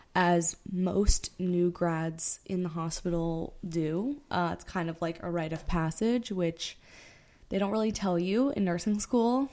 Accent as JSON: {"language": "English", "region": "South Florida", "country": "United States", "moved": "as an adult", "lives_now": "New York City, United States", "said": "We are originally from South Florida. We met in high school"}